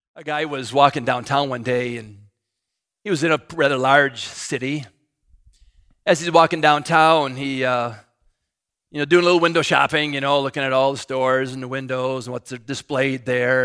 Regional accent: United States; I'm an American.

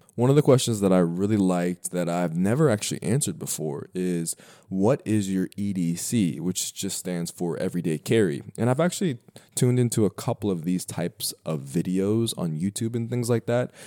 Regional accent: Denver, Colorado, United States; born or raised there; moved away as an adult; now in New York, United States

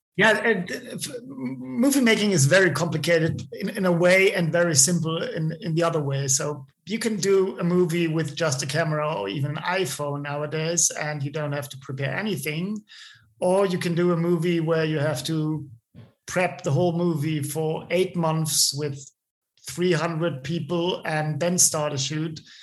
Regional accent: small town between Munich and Ebersberg, Bavaria, Germany; English is a second language; also born or lived in Wasserburg; now in Munich, Germany; I, I, grew up in a, in a, small town between Munich and the, the, town where I was born, which is called Ebersberg

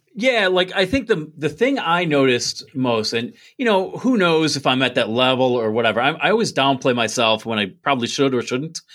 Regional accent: Binghamton, New York, United States; I'm from Binghamton, which is on the map.

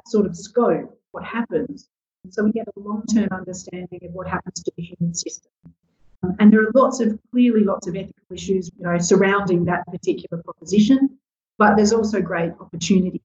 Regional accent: South Australia, Australia; now in Western Australia, Australia; keen sports person growing up in South Australia

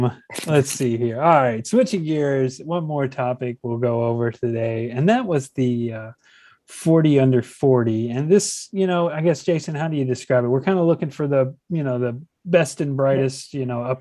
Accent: Bardstown, Kentucky, United States; I'm from Bardstown, which is the bourbon capital of the world.

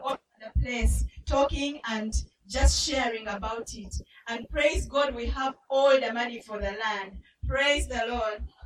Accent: Uganda; I grew up in Uganda. Uganda is in East Africa

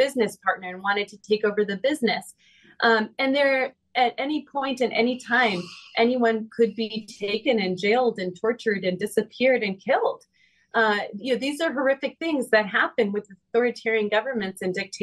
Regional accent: United States; my membership of being an American

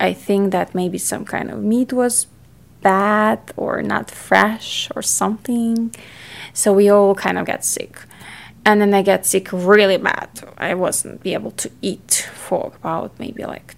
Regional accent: Ukraine; I grew up in Ukraine. It's in Europe

